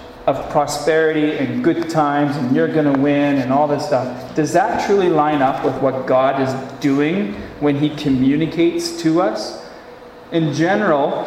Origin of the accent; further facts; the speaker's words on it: Gull Lake, Saskatchewan, Canada; my hometown where I grew up, Gull Lake.